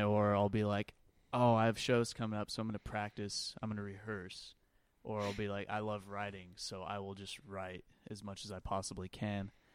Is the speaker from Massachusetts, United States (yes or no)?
no; Lehi, Utah, United States; I'm from Lehigh, grew up in Lehigh